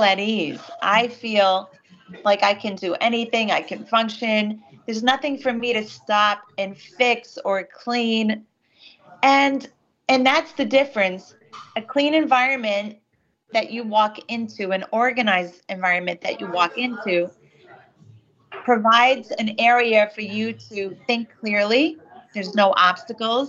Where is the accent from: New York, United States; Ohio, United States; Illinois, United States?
New York, United States; I'm a New Yorker